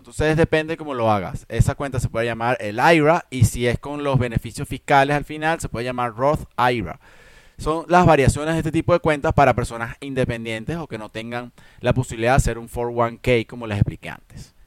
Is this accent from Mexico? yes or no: no; Venezuela; como decimos en Venezuela